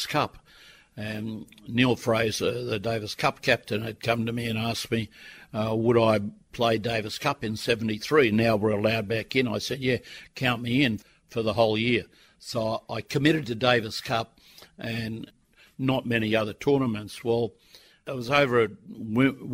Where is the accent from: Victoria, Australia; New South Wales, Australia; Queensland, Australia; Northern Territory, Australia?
New South Wales, Australia; Sydney; I came from Sydney, went to a private school